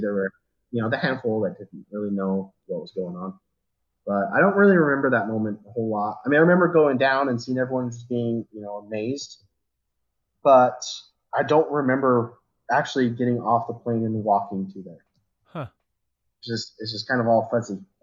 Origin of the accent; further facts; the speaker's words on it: Riverton, Utah, United States; moved away as an adult; now in Tremonton, United States; we moved away from my hometown of Riverton, which is if, if you guys don't know where that's out, it's kind of down by Sandy and Draper area in Salt Lake City.